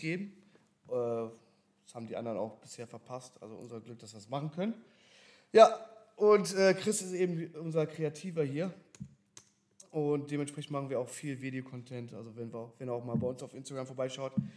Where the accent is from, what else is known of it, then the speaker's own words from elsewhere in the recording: Berlin, Germany; moved away as an adult; also born or lived in Dubai; now in Cologne, Germany; gebürtig aus Berlin, aber jetzt natürlich auch hier mit dem Business in Köln